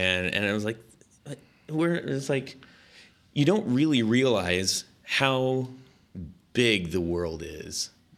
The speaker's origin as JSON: {"language": "English", "town": "Long Beach", "region": "California", "country": "United States", "tie": "born or raised there", "said": "And so I grew up in Orange County. Long Beach and Huntington Beach."}